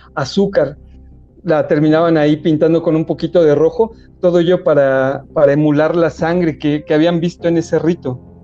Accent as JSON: {"language": "Spanish", "region": "Puebla", "country": "Mexico", "moved": "yes", "lives_now": "Mexico City, Mexico", "said": "de Puebla, de donde soy, para empezar no le decimos pan de muerto, le decimos hojaldra"}